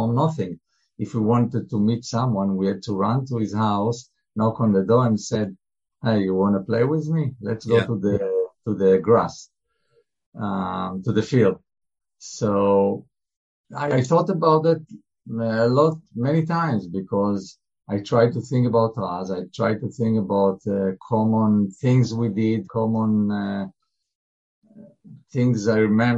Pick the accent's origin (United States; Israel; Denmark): Israel; we grew up in a kibbutz, in a common community